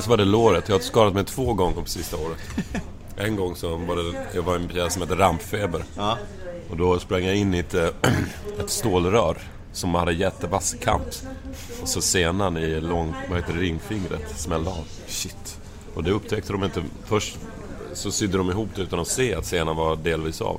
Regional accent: Lund, Skåne, Sweden; i Lund där jag kommer ifrån

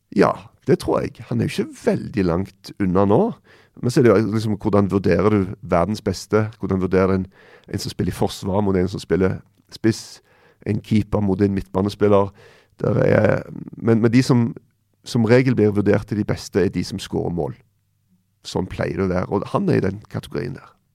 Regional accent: Stavanger, Rogaland, Norway; Rett borti hogget fra Stavanger, der jeg er fra

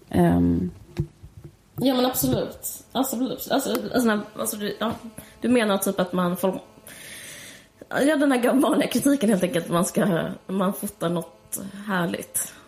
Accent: Sweden; som svensk

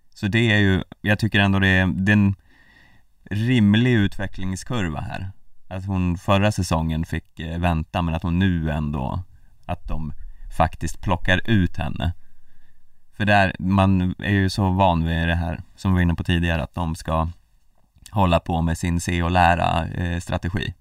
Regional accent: Hälsingland, Gävleborg County, Sweden; Vi är välkomnande vi hälsingar

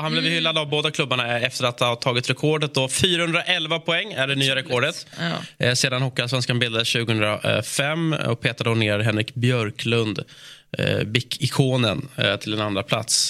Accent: Stockholm, Stockholm County, Sweden; som stockholmare

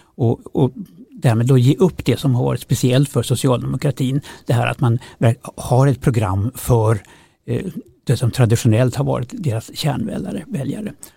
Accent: Kramfors, Västernorrland County, Sweden; moved away; själv kommer jag från Kramfors. Eh, när jag växte upp där på 60-talet

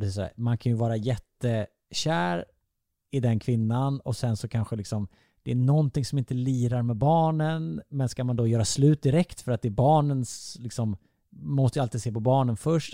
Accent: Vessigebro, Halland County, Sweden; moved away; jag är uppvuxen i Vessigebro

